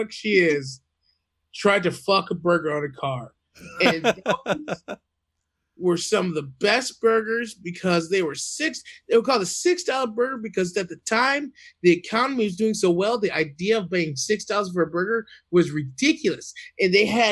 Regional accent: the South, United States; I grew up in the South

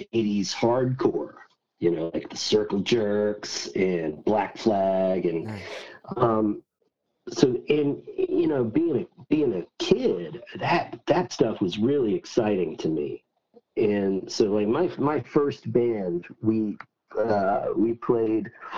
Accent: Mobile, Alabama, United States; I grew up on the Alabama Gulf Coast, in Mobile, Alabama

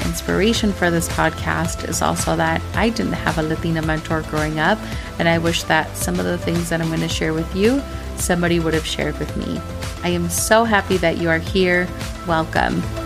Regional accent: Minnesota, United States; growing up in Minnesota

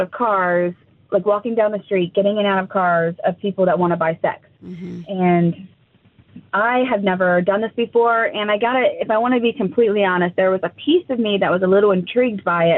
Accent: Nelsonville, Ohio, United States; moved away as an adult; now in Columbus, United States; I'm from Nelsonville.

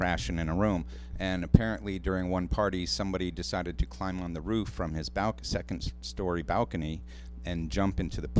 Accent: Fort Lauderdale, Florida, United States; moved away; I'm from Florida. What part of Florida? South Florida, Fort Lauderdale.

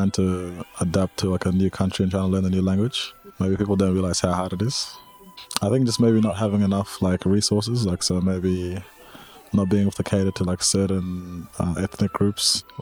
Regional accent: Australia; born or raised there; first language Nuer; English is a second language; also born or lived in Sudan / Kenya

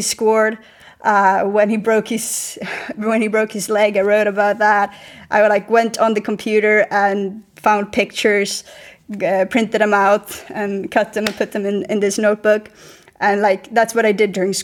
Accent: just outside of Malmö, Skåne, Sweden; now in Spain; I grew up just outside of Malmö, where everyone supports Malmö FF

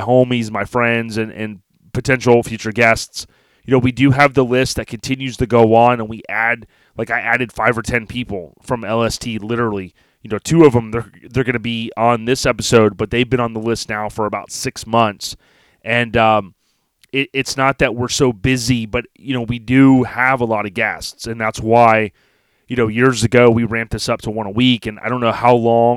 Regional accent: Florida, United States; I'm from Florida

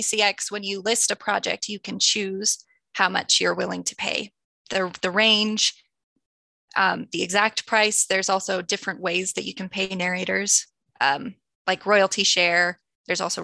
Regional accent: Utah, United States; I was born and raised in Utah

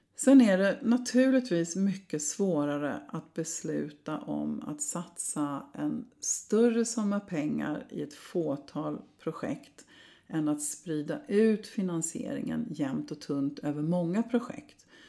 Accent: Sweden

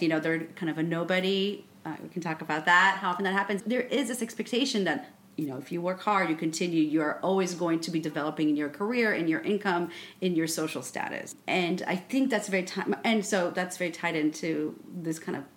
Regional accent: Israel; also born or lived in Paris, France; now in New York, United States; I grew up in Israel and I went to school in Paris. And then I moved to New York

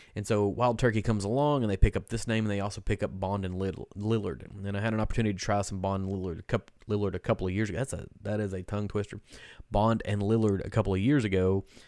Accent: Kentucky, United States; we're from Kentucky

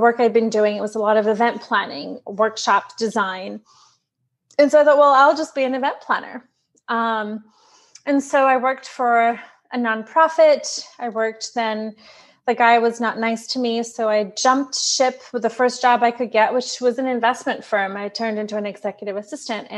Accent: Brazil; also born or lived in New York; now in San Diego, United States; I'm from Brazil

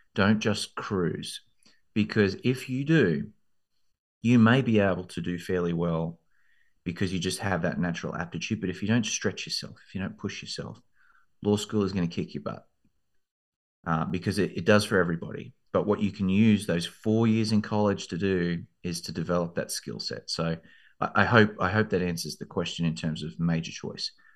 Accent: Australia; moved away as an adult; also born or lived in London, United Kingdom; now in Texas, United States; I grew up in Australia, as you can probably hear from the accent

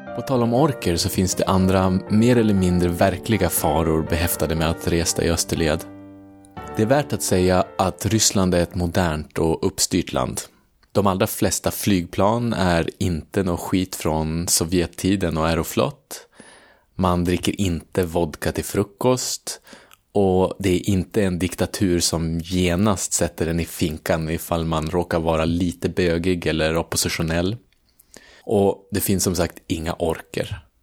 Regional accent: Umeå, Västerbotten County, Sweden; Umeå där jag kommer ifrån

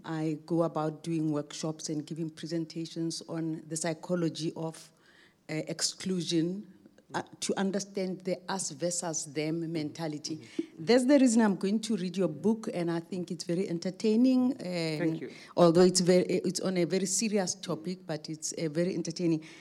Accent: South Africa; As a South African, as someone who loves my country

